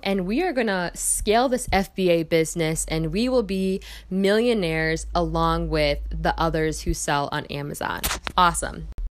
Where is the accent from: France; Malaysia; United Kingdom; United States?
United States; Michigan; moved away as an adult; now in Milwaukee, United States; I am from Michigan